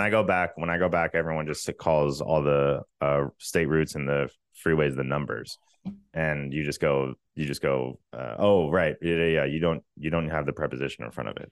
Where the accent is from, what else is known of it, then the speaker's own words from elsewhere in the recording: Virginia, United States; moved away as an adult; also born or lived in Richmond; now in Los Angeles, United States; I'm from Virginia.